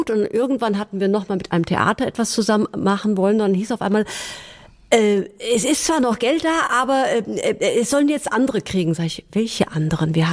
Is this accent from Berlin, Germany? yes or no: no; Hesse, Germany; ich komme ja aus dem Gießener Landkreis